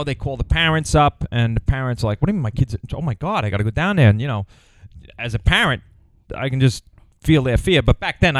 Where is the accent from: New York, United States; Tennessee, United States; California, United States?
New York, United States; Long Island; I grew up on Long Island